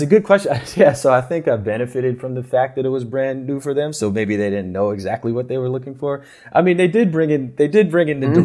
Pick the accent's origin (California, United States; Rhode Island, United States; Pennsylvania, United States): Pennsylvania, United States; Philadelphia; I grew up in the Philadelphia area